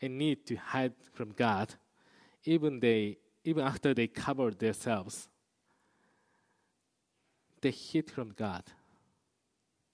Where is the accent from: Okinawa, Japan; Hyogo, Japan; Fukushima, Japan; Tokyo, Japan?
Hyogo, Japan; Kobe; I used to live in Kobe area